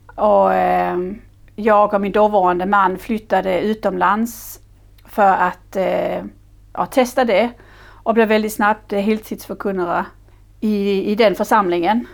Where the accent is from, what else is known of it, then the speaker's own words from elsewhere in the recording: Denmark; Swedish is a second language; moved away as an adult; now in Sweden; Jag är företagare, jag är dansk